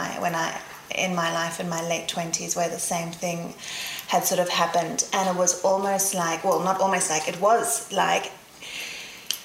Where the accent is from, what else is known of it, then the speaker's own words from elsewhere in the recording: Zambia; moved away; also born or lived in South Africa; I grew up in Africa. So born in South Africa, lived in Zambia in the middle of Africa